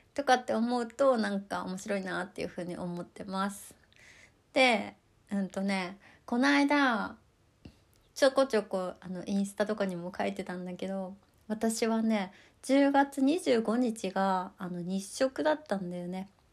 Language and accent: Japanese; Hokkaido, Japan; accent: Hokkaido dialect; moved away